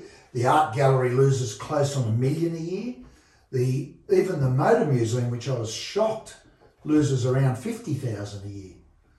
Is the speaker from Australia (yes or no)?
yes; Sydney, New South Wales, Australia; moved away as an adult; now in Bathurst, Australia; Yeah, look, I came from Sydney in the late 60s.